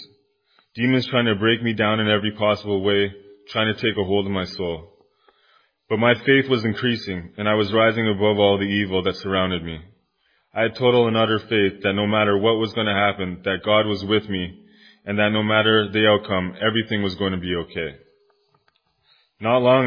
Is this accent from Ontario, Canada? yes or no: yes; Kitchener, Ontario, Canada; moved away as an adult; now in Timmins, Canada; I'm originally from Kitchener, Ontario. I moved to Timmins about 7 years ago